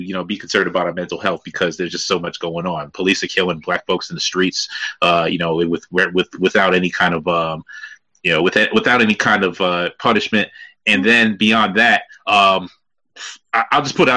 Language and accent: English; New York City, New York, United States; now in Virginia, United States; I'm a Brooklyn guy myself